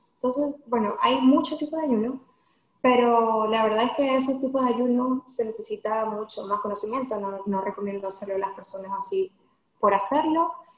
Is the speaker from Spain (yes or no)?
no; Venezuela; moved away as an adult; now in Houston, United States; yo soy de Venezuela, vivo en Houston hace aproximadamente dos años, pero salí del país hace cinco años.